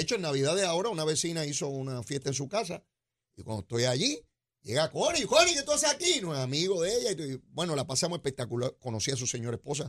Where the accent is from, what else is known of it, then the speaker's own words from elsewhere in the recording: Puerto Rico; los puertorriqueños